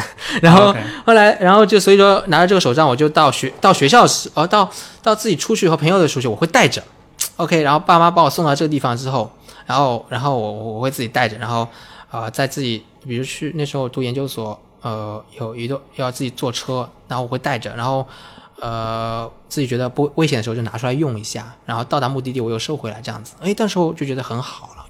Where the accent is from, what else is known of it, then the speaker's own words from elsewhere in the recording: Kunshan, Jiangsu, China; 甚至在我们家乡昆山，她就说你要去哪里我们送你，你不要拿这个。